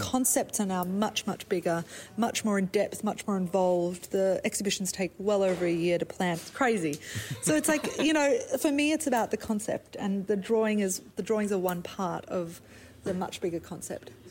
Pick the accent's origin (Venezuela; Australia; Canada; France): Australia; Brisbane, Queensland; accent: Australian; moved away as an adult; also born or lived in South Africa; now in New York, United States; I was actually born in South Africa, so I'm South African. Oh. And then ah. our family moved to Australia. So I call myself an Aussie